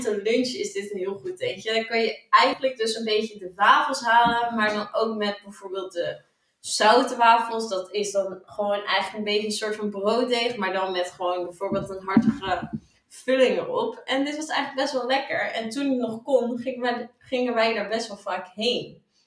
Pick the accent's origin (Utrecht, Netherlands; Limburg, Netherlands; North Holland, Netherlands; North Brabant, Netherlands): North Holland, Netherlands; Opdam; moved away as an adult; now in Zwolle, Netherlands; ik kom uit Opdam, een klein dorpje in Noord-Holland